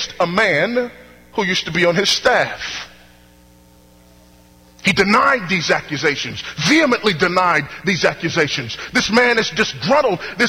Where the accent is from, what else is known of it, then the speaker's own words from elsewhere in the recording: Houston, Texas, United States; my hometown, Houston, Texas